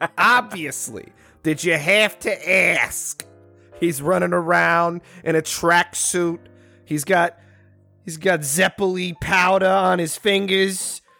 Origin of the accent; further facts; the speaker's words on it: New Jersey, United States; See, I'm from Jersey. You don't know.